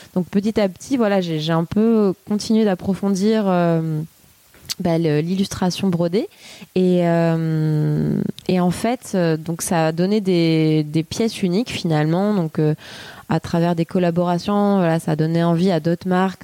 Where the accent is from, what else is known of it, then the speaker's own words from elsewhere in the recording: Fontvieille, Provence-Alpes-Côte d'Azur, France; moved away as an adult; also born or lived in Arles / Paris; now in Marseille, France; Je suis née à, à Arles, Euh, donc dans le treize, euh, et j'ai grandi donc à côté de Arles, euh, Fontvieille